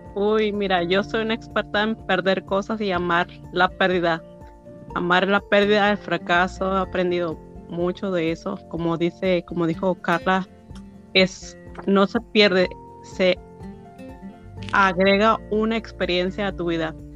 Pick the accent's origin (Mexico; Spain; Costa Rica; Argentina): Mexico; now in United States; soy mexicana